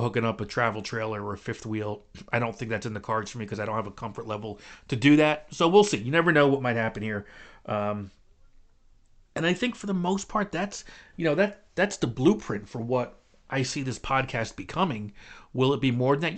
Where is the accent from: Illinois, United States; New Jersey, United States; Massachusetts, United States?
New Jersey, United States; Clifton; also born or lived in North Arlington, New Jersey; I was born and raised in Clifton, not too far from here